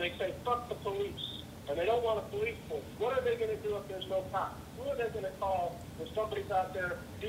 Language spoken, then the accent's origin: English; Los Angeles, California, United States; now in Detroit, United States; I was born in Los Angeles